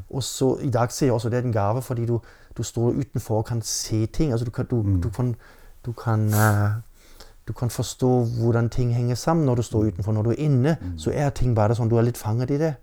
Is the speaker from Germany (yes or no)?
yes; Germany; Norwegian is a second language; moved away as an adult; now in Norway; Jeg har vokst opp i Tyskland ja. med norsk mor, så det var en helt normal familie ute på landet.